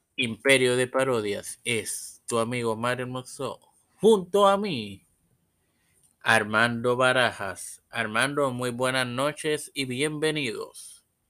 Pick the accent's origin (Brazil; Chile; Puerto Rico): Puerto Rico; Trujillo Alto; yo soy de Trujillo Alto.